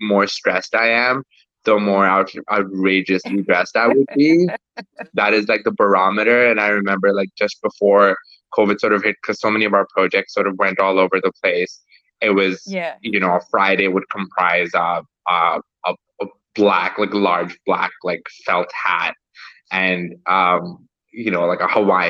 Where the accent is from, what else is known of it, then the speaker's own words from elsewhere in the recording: Pakistan; moved away; I'm originally from Pakistan